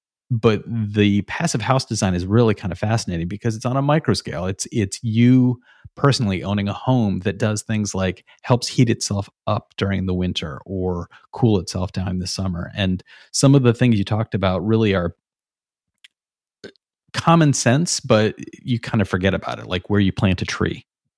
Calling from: Brooklyn, New York, United States; You know, I'm talking from Brooklyn, New York.

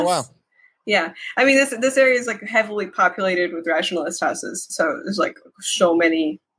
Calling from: San Francisco, California, United States; Yeah. In San Francisco area.

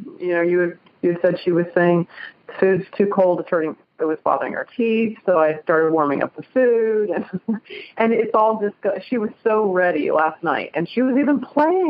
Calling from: Cincinnati, Ohio, United States; I'm calling from Cincinnati, Ohio

